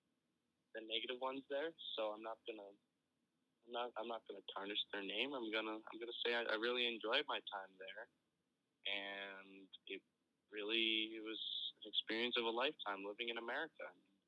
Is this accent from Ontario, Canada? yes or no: no; Edmonton, Alberta, Canada